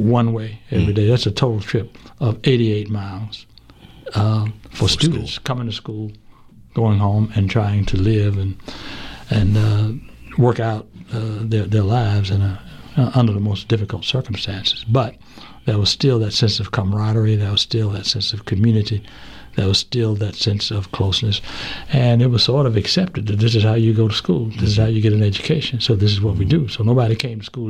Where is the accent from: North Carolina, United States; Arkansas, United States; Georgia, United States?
North Carolina, United States; Asheville; now in Charlotte, United States; I grew up in Asheville in the 40s and 50s, born in 1942